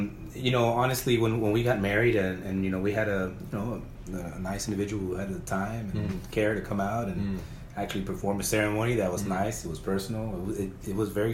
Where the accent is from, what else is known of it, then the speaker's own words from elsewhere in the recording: Eagle Pass, Texas, United States; now in San Antonio, United States; I'm from Eagle Pass, small town on the border